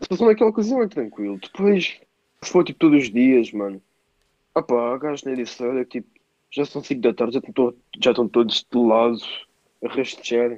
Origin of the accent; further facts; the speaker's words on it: Anissara, Lisbon, Portugal; sou de Anissara, mas estava no colégio Miramar.